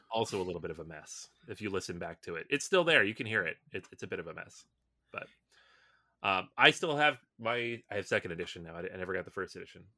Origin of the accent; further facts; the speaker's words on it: Seattle, Washington, United States; I grew up in Seattle